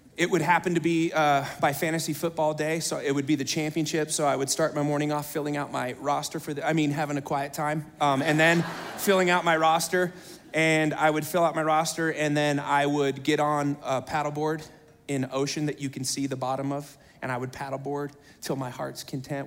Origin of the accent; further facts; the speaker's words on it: United States; I'm an American.